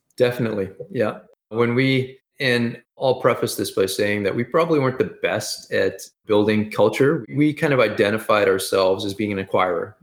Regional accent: Edmonton, Alberta, Canada; I've always been, lived here in, in Canada, in Edmonton, Alberta.

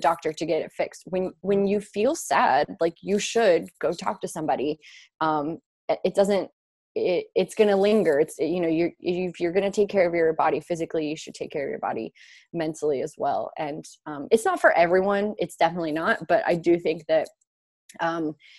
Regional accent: St. Louis, Missouri, United States; moved away as an adult; also born or lived in Columbia, Missouri; now in New York, United States; I'm from St. Louis, Missouri

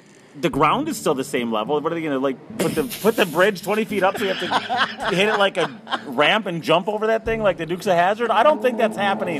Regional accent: Chassel, Michigan, United States; moved away; also born or lived in Laurium, Michigan; Born in Lorium, raised in Chassel.

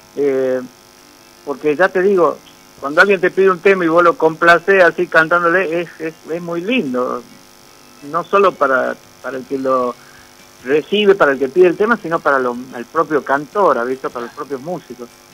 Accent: Concepción, Argentina; Yo soy de Concepción

